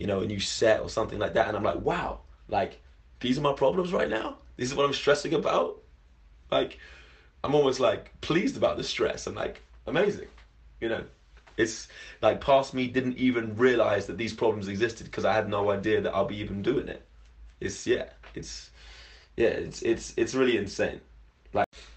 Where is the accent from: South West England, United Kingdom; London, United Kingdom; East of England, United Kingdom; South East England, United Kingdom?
London, United Kingdom; I'm from London originally and moved away and came back